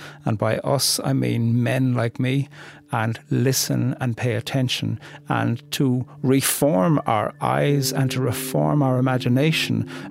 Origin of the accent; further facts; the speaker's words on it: Ireland; moved away; Coming from very far away and being Irish